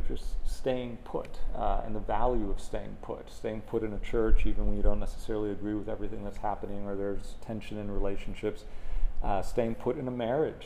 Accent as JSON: {"language": "English", "town": "Miami", "region": "Florida", "country": "United States", "tie": "born or raised there", "also_born_or_lived": "Clearwater, Florida / Orlando, Florida", "moved": "as an adult", "lives_now": "Gainesville, United States", "said": "I grew up in Miami"}